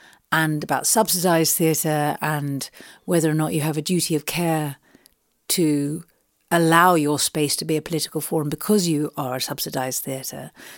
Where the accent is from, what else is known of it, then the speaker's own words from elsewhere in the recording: London, United Kingdom; And I mean, I grew up in Southeast London, and so I'm sure I've said this before, but you know, it's a real mecca to me.